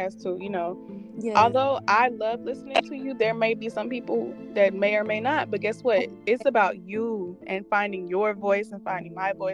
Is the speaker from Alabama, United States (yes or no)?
yes; Montgomery, Alabama, United States; I came from a country town. Mm-hmm. I came from Montgomery.